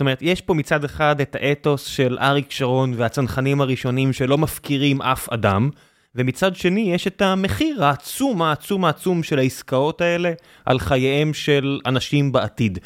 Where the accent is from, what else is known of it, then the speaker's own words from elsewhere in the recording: Beersheba, Southern District, Israel; ואני כילד, זה היה החוף האהוב עליי אה, כבאר שבעי, זה היה החוף הקרוב אלינו